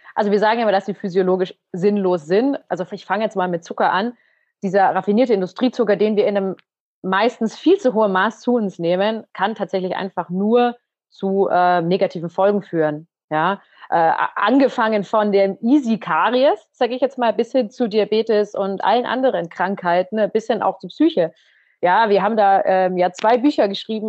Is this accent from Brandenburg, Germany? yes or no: no; Munich, Bavaria, Germany; aus unserer Heimatstadt. Wir kommen ja beide aus dem Umkreis, also aus dem Norden Münchens